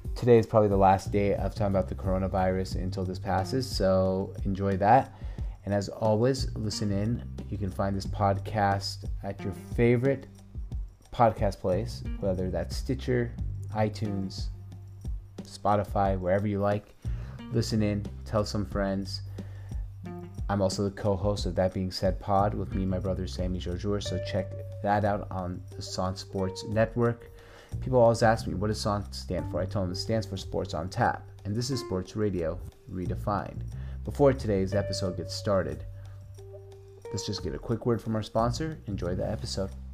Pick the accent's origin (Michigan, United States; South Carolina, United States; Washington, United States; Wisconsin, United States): Washington, United States; Seattle; also born or lived in Syria; as a young kid, a six-year-old immigrant here in the United States, Seattle, Washington, I moved here with my parents from Syria